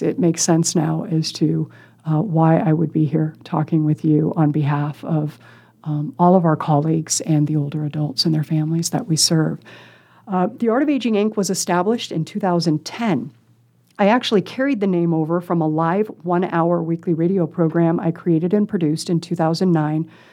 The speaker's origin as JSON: {"language": "English", "town": "Council Bluffs", "region": "Iowa", "country": "United States", "tie": "born or raised there", "also_born_or_lived": "Des Moines, Iowa / Lincoln, Nebraska", "said": "raised in council bluffs"}